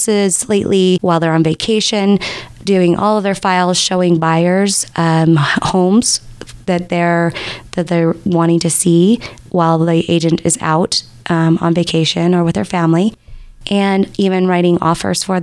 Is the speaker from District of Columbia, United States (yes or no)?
no; Sandy, Utah, United States; I actually was born and raised right here in Utah, and I grew up in Sandy.